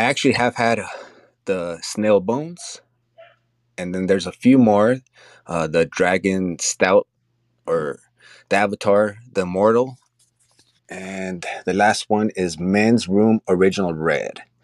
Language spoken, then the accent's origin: English; Los Angeles, California, United States; we're from Los Angeles